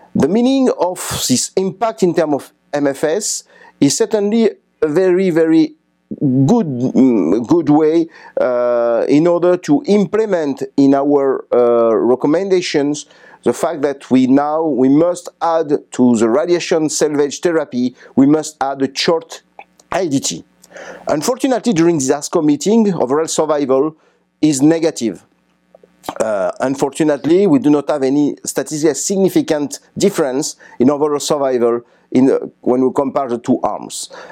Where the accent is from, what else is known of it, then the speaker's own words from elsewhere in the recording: France; I come from France.